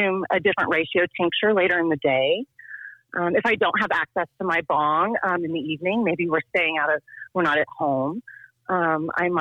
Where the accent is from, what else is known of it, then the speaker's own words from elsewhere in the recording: Tulsa, Oklahoma, United States; moved away as an adult; also born or lived in Washington, D.C. / Richmond, Virginia; I grew up in Tulsa